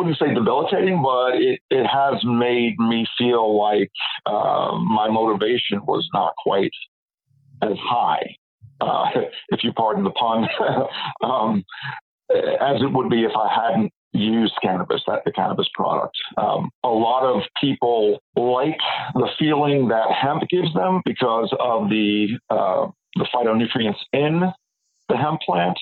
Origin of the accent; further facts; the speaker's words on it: New York City, New York, United States; moved away; also born or lived in San Francisco; I was born in Brooklyn, New York